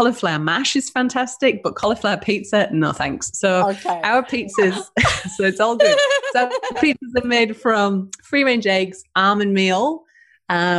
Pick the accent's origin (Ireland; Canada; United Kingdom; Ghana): United Kingdom; accent: British; now in Denmark, Western Australia, Australia; So I'm a northerner